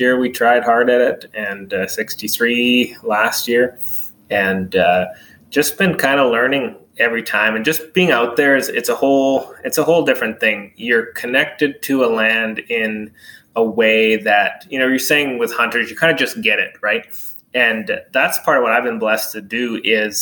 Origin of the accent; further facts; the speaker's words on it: Donnelly, Alberta, Canada; now in DeBolt, Canada; I grew up about a couple hours from here in a little place called Donnelly, actually a French-Canadian community.